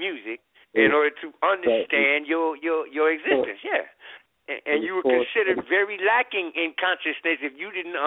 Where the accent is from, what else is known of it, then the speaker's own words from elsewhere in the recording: Washington, District of Columbia, United States; now in Baltimore, United States; I grew up in Washington, D.C.